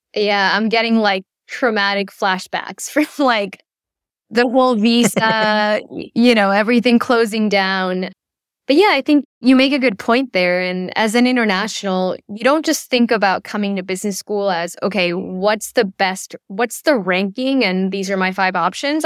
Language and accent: English; Chile; moved away; also born or lived in United States; I was born and raised in Chile, though I lived in the U S for a brief period